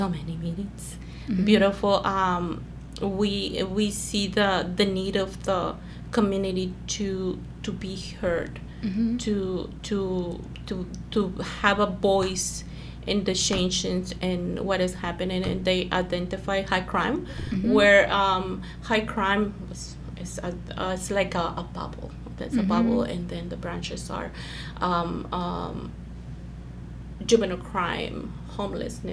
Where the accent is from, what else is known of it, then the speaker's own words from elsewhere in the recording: Mexico; moved away as an adult; now in Fullerton, United States; I came from Mexico in 1996, cleaning houses, escaping domestic abuse. With two little ones